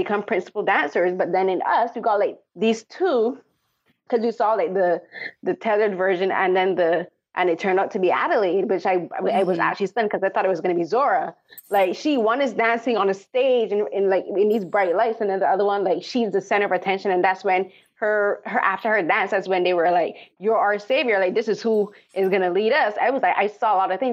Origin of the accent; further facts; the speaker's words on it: Barbados; moved away; I remember growing up, I'm from Barbados